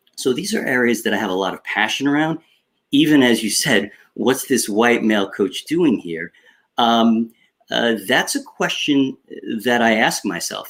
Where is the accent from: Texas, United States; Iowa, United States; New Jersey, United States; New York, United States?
New York, United States; Long Island; accent: Long Island; I grew up on Long Island uh, in New York